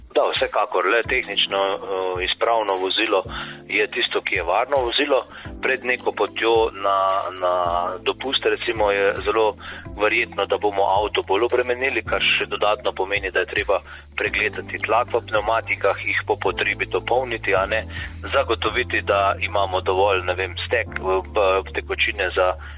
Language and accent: Slovenian; Slovenia; smo Slovenci